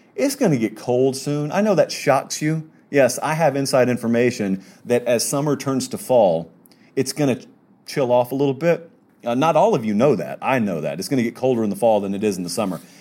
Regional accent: Georgia, United States; I grew up in Georgia.

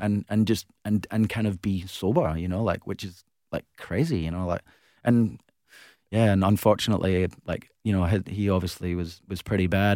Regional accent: Glasgow, Scotland, United Kingdom; now in Perth, Australia; growing up in Glasgow

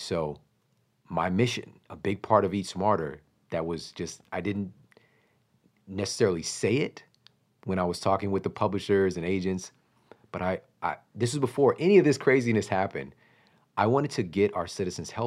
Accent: Ferguson, Missouri, United States; I'm from Ferguson, Missouri. I'm from St. Louis, Missouri

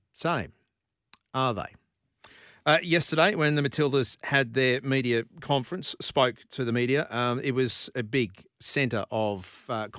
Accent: Brisbane, Queensland, Australia; I was born in Brisbane. I grew up in Brisbane, and I grew up playing soccer.

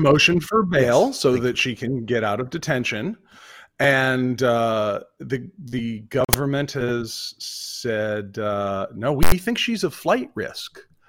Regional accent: Vermont, United States; accent: New Englander; moved away; So I'm from Vermont originally.

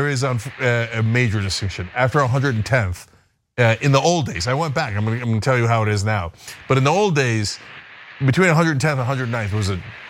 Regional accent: New Jersey, United States; I grew up in Jersey

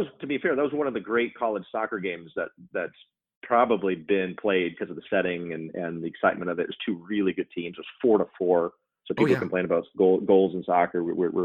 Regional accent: Albuquerque, New Mexico, United States; I grew up in Albuquerque, New Mexico

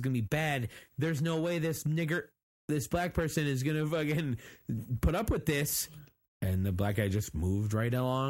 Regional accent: just north of Detroit, Michigan, United States; So I'm like, oh, just north of Detroit.

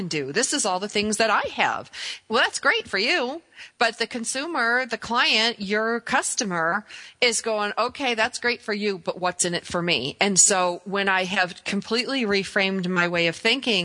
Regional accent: Hockeytown, Michigan, United States; I grew up in Hockey Town, and Red Berenson and Scotty Bowman were some of my neighbors growing up.

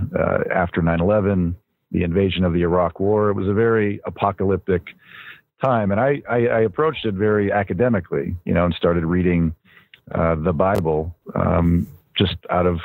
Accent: upstate New York, United States; also born or lived in Los Angeles; I was born in Los Angeles, grew up in upstate New York

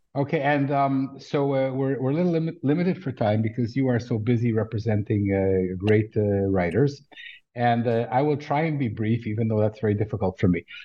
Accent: Canada; also born or lived in Israel; now in Tel Aviv area, Israel; I've lived in Israel for millions of years, but I grew up in Canada

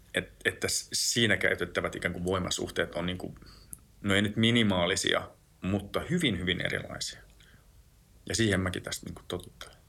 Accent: Lapland, Finland; mä oon tuolta Lapista kotoisin

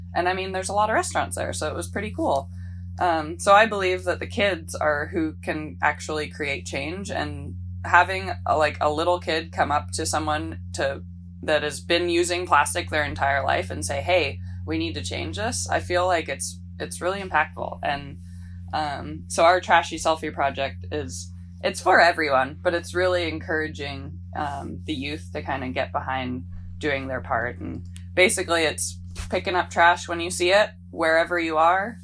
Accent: Maui, Hawaii, United States; also born or lived in Victoria, British Columbia, Canada; I grew up on the island of Maui. Um, I was born in Victoria, B C, and moved to Maui when I was about nine

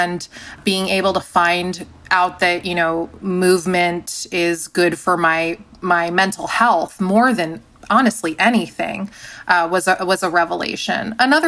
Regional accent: San Diego, California, United States; I grew up in San Diego.

